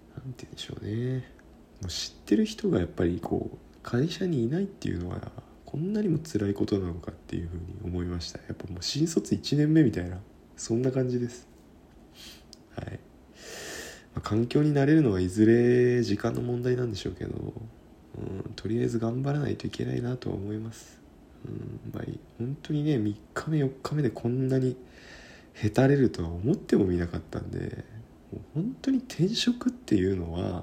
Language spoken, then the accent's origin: Japanese; Kyushu, Japan; also born or lived in Sendai; now in Tokyo, Japan; 九州が地元なんですけどね